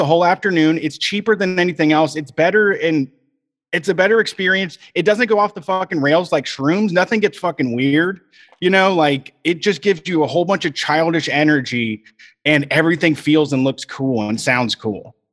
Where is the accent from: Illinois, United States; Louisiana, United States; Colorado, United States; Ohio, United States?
Ohio, United States; Reynoldsburg; in my hometown in Reynoldsburg, the place closest to me didn't have screens